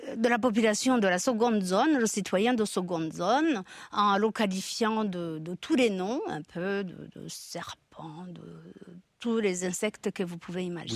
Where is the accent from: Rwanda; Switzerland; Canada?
Rwanda; moved away as an adult; now in France; j'ai quitté le Rwanda en 73